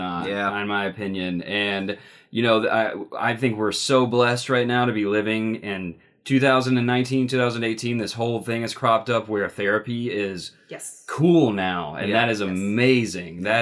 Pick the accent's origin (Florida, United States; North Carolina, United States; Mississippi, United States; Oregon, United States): Mississippi, United States; I grew up in Mississippi